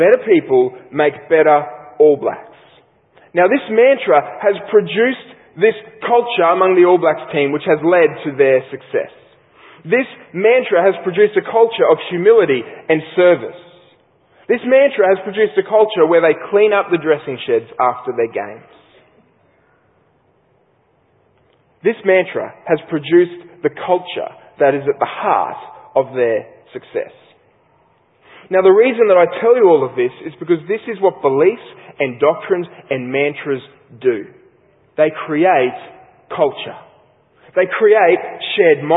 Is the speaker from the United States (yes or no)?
no; Australia; an Australian sports lover